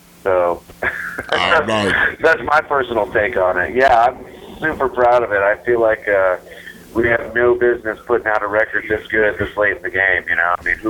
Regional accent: Seattle, Washington, United States; it's my hometown. It's where I live.

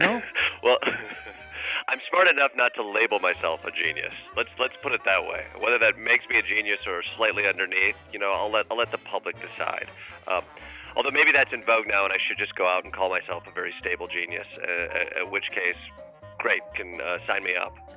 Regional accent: Kalamazoo, Michigan, United States; I grew up in Kalamazoo, Michigan

